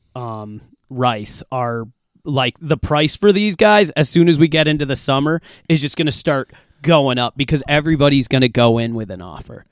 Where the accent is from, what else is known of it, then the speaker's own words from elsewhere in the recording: United States; we're American